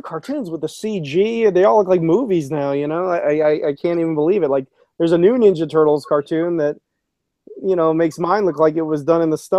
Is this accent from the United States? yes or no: no; South Korea; And as you know, I grew up a lot in Korea